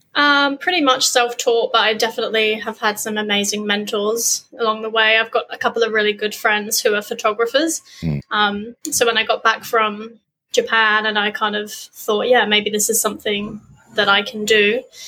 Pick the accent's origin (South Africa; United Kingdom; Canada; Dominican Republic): United Kingdom; Weymouth, South West England; moved away as an adult; now in Australia; I grew up in England on the south coast, little sleepy town called Weymouth